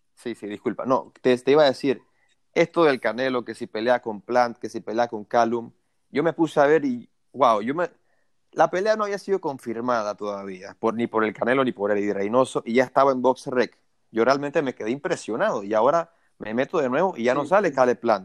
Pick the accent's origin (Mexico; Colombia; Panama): Panama; uno como panameño